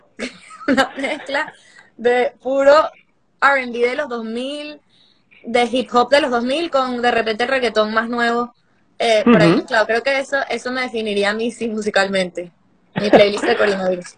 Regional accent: Venezuela; aunque soy venezolana, estoy trabajando mucho en Puerto Rico

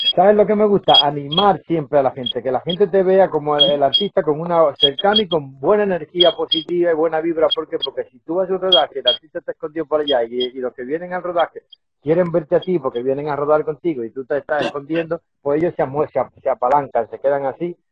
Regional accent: Dominican Republic; como buen isleño que soy de la República Dominicana

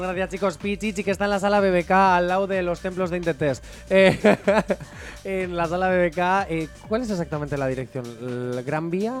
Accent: Basque Country, Spain; soy vasco

